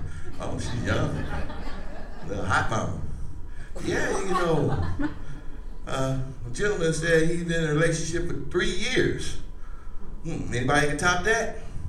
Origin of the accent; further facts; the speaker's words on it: Chicago, Illinois, United States; See, I'm from Chicago. Anybody been there? Yeah, you know, it's okay. It's okay, I moved here.